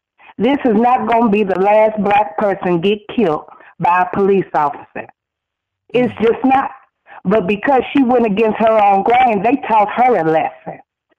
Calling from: Phoenix, Arizona, United States; calling from Phoenix, Arizona

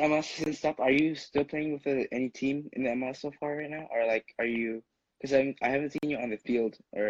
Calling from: San Jose, California, United States; I am calling from California. … I live in San Jose

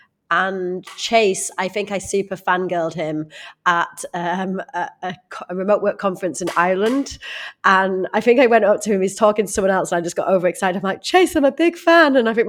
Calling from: Canggu, Bali, Indonesia; From Canggu in Bali, Indonesia

